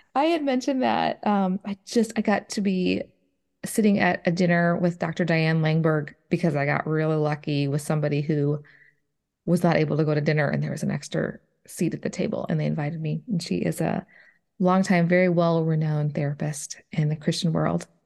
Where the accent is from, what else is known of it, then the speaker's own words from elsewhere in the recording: Minnesota, United States; moved away as an adult; now in Nashville area, Tennessee, United States; I grew up in Minnesota. I was there, uh, you know, for the first thirty some years of my life